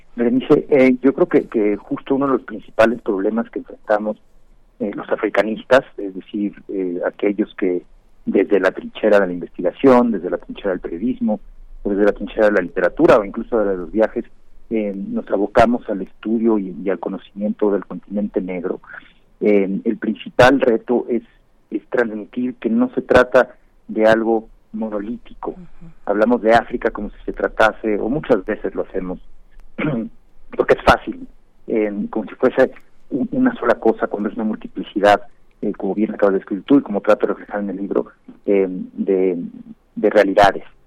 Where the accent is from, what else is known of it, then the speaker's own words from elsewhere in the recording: Mexico; como mexicano desde México